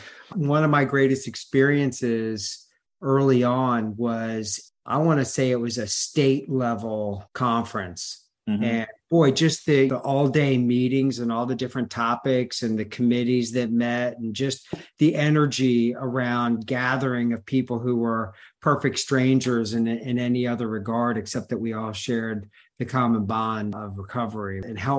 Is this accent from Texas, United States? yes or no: no; Virginia, United States; Northern Virginia.